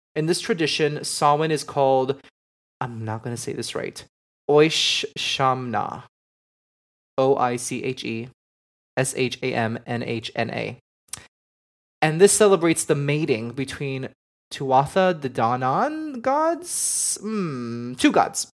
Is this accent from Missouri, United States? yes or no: no; Miami, Florida, United States; I grew up in Miami